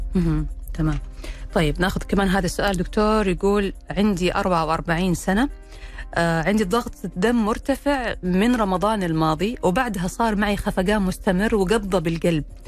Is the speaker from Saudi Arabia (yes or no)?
yes; Saudi Arabia; عندنا في السعودية